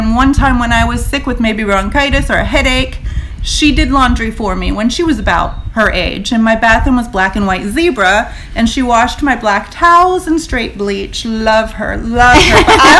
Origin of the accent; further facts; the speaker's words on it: Florida, United States; I'm born and raised in Florida.